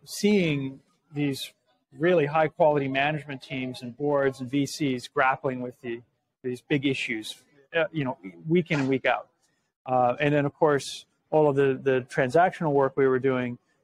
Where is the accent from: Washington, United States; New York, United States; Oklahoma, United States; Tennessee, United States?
Washington, United States; Seattle; moved away as an adult; also born or lived in Massachusetts; I grew up in Seattle, moved back